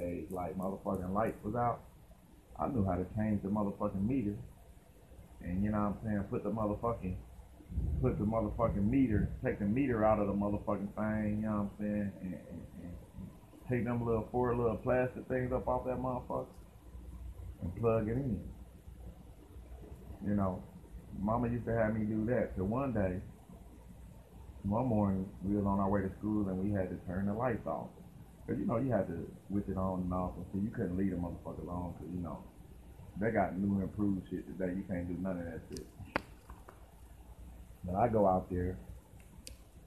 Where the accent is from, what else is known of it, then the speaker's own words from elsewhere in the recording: Dayton, Ohio, United States; accent: country; I had that little country kind of accent. I'm from Dayton, Ohio